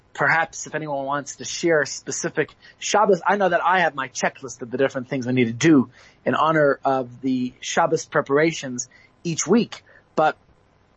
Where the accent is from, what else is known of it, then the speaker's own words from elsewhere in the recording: New York, United States; now in South Africa; as a child growing up in New York